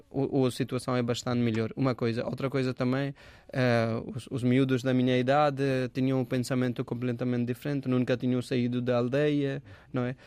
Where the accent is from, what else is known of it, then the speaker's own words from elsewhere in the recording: Dhanbad, Jharkhand, India; Portuguese is a second language; also born or lived in Jaunpur, Uttar Pradesh, India; now in Portugal; o meu pai estava a trabalhar noutra hum, região que é Jharkhand, que é perto da Calcutta uhum. E, e o sítio chama-se Dhanbad. Então eu, eu cresci e estudei nessa região